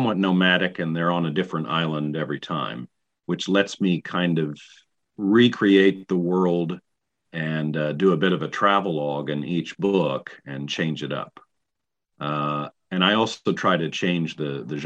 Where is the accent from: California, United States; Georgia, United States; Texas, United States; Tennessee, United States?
Tennessee, United States; East; accent: East Tennessee; I'm originally from the South, so one of the companies always gives me their Southern books because I can pretty much turn on my East Tennessee accent